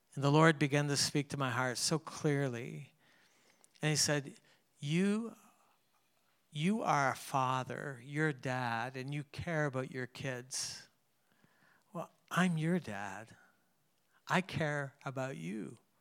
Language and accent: English; Canada; I grew up in Canada